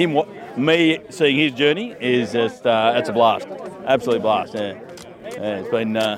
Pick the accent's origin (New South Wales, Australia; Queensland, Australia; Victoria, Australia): New South Wales, Australia; Port Macquarie; Same place, Port Macquarie.